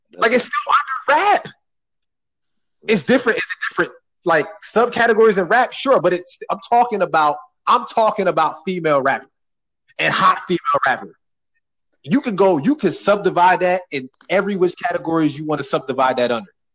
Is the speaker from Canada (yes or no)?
no; New Jersey, United States; I'm from Jersey